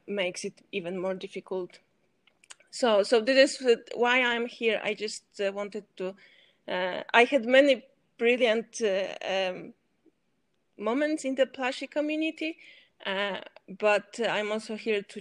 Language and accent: English; Poland; also born or lived in Switzerland; I'm from Poland, and now I lived here